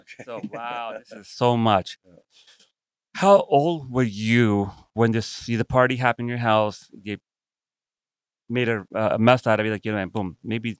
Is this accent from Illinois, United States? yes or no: no; New York City, New York, United States; I'm from Brooklyn, New York.